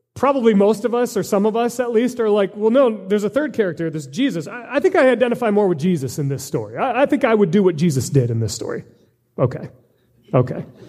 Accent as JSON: {"language": "English", "country": "United States", "said": "as American Christians"}